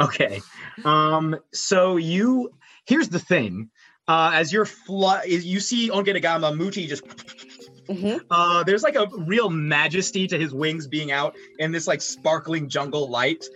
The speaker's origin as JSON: {"language": "English", "country": "United States", "said": "I'm also an American"}